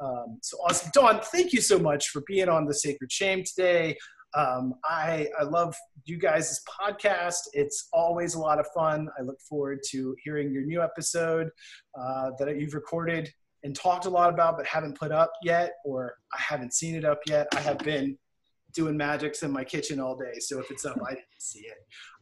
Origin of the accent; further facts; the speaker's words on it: Florida, United States; I'm from Florida.